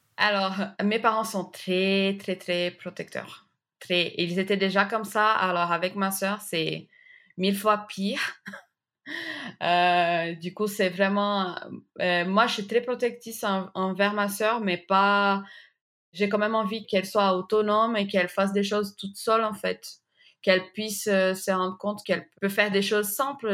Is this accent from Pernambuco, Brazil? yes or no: yes; Recife, Pernambuco, Brazil; French is a second language; moved away as an adult; now in France; je viens de la ville de Recife au Brésil